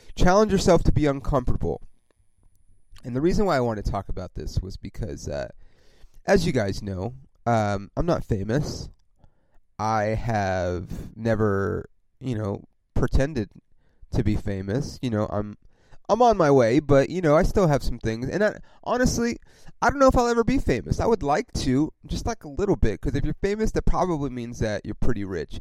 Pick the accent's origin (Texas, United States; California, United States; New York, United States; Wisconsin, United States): California, United States; Ontario; also born or lived in East Los Angeles, California / Upland, California / San Bernardino, California / Corona, California; I grew up in Ontario, California, which if you don't know where that is, it's about 40 miles outside